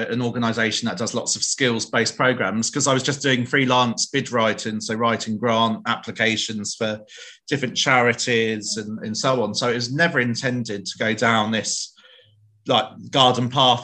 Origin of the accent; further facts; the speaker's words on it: England, United Kingdom; moved away as an adult; now in Wales, United Kingdom; Obviously, you can tell from my accent, I'm not Welsh, I'm a foreigner from across the bridge in England.